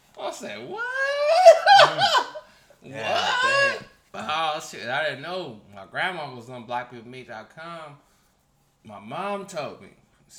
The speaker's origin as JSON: {"language": "English", "region": "California", "country": "United States", "said": "I'm from California. Home of the skinny bitches, but..."}